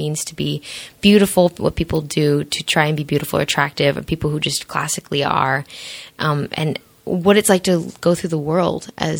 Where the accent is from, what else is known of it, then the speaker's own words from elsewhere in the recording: Santa Monica, California, United States; I grew up in Santa Monica